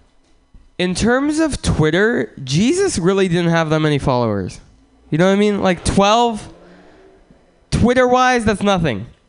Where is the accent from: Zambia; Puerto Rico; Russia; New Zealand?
Russia; moved away; I'm from Russia